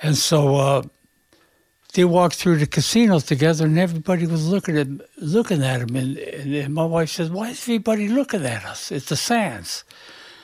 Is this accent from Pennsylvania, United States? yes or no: yes; Pittsburgh, Pennsylvania, United States; moved away as an adult; now in Las Vegas, United States; We're up from Pittsburgh, there wasn't any work.